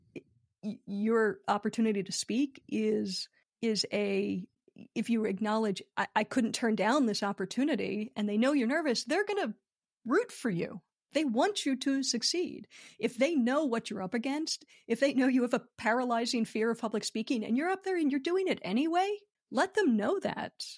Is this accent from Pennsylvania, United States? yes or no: yes; Philadelphia, Pennsylvania, United States; moved away as an adult; also born or lived in Los Angeles; now in United Kingdom; I'm born and raised in Philadelphia